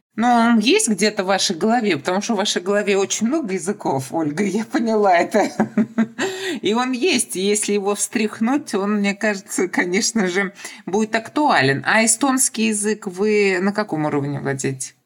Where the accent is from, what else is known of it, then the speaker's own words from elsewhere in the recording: Kazan, Tatarstan, Russia; я из Казани, и татарский язык